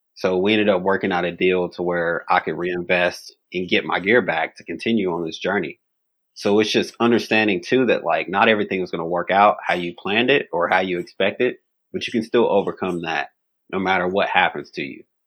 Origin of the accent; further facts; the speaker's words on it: Bowling Green, Kentucky, United States; where I grew up in Bowling Green, Kentucky